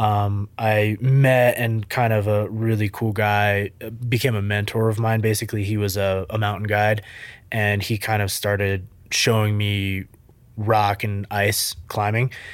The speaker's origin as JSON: {"language": "English", "region": "central Vermont", "country": "United States", "tie": "born or raised there", "said": "So I grew up in Vermont, a tiny little town. People might be familiar with Rutland, Vermont, Killington, Vermont, that area, central Vermont."}